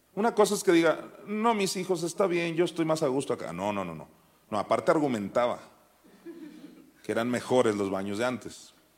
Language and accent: Spanish; Juan José Ríos, Sinaloa, Mexico; en la iglesia de Juan José Río, Sinaloa, donde yo nací